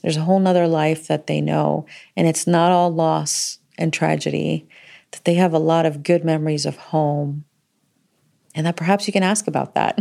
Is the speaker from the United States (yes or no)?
yes; Florida, United States; the community that we grew up with in Florida.